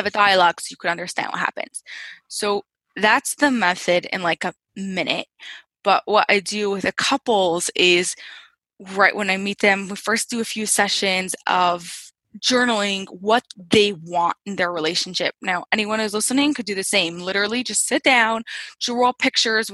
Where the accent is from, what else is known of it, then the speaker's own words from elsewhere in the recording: Lakewood, New Jersey, United States; I'm from New Jersey. Central Jersey, like right near Jersey Shore in a little town, really becoming a city. It's called Lakewood.